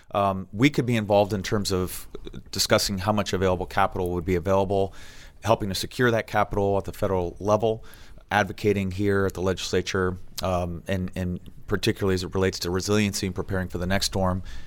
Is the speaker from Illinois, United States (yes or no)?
no; South Florida, United States; moved away as an adult; now in Texas, United States; I grew up in South Florida